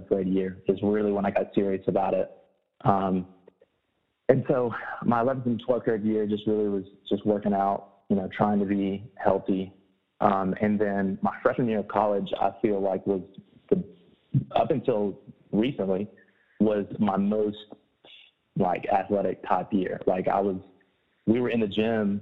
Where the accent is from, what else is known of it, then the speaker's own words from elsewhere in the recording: Alabama, United States; also born or lived in West Virginia / Huntsville, Alabama; I was born and raised in Alabama